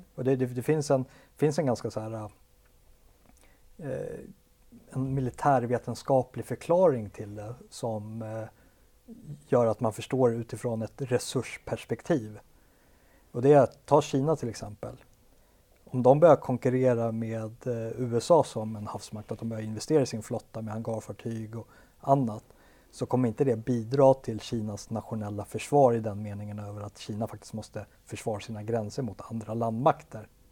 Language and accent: Swedish; Sweden